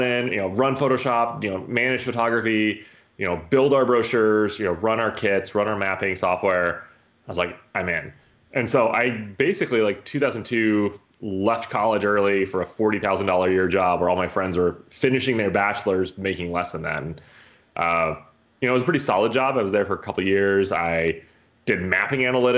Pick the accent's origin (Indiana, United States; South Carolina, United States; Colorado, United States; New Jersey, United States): Colorado, United States; I grew up in Colorado in like the mountains, like 9,000 feet elevation, tiny little town.